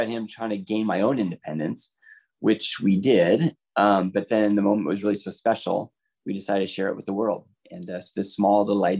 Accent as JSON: {"language": "English", "town": "Seattle", "region": "Washington", "country": "United States", "tie": "born or raised there", "said": "I am born and raised in the Seattle area"}